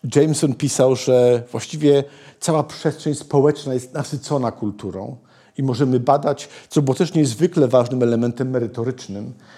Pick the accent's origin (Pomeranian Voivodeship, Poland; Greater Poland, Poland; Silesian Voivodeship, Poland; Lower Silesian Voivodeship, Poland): Pomeranian Voivodeship, Poland; Malbork; ja się urodziłem w Malborku